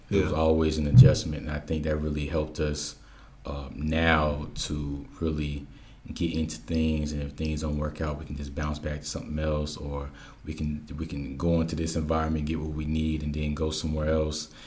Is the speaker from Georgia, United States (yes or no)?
yes; Georgia, United States; also born or lived in Germany / Missouri / Oklahoma / Hawaii; I was born in Germany, uh, mm-hmm. moved to Missouri, Oklahoma, Hawaii, Louisiana. Then I basically grew up in Georgia uh, for I think I've been here for the last eleven years.